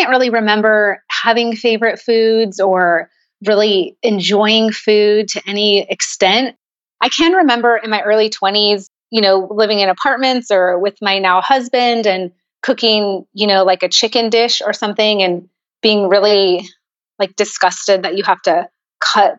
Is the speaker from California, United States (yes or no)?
yes; San Jose, California, United States; now in Chandler, United States; I'm originally from San Jose, California, so up in the Bay Area